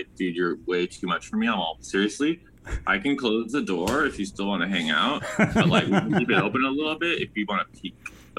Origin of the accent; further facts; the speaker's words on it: Redondo Beach, California, United States; born there; now in Ventura, United States; Not born and raised. I was actually born in Redondo B